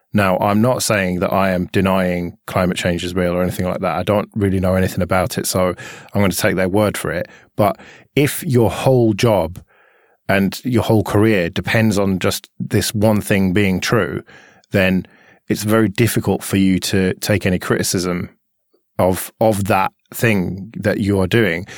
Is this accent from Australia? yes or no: no; United Kingdom; we're British